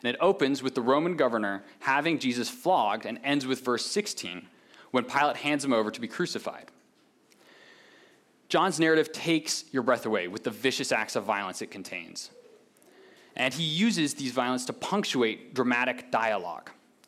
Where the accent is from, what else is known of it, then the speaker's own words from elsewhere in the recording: Pakistan; Now, many of you know I was born and raised in Pakistan. My parents were missionaries there.